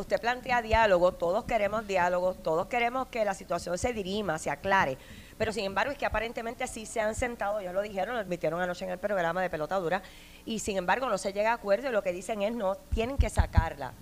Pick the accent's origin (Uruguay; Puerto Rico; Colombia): Puerto Rico; San Juan; no soy de acá y soy de San Juan